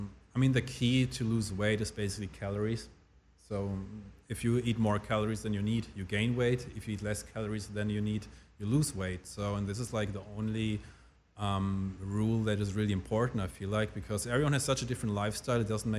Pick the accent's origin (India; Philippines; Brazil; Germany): Germany; also born or lived in Switzerland; So this is why I preferred growing up in Germany more than Switzerland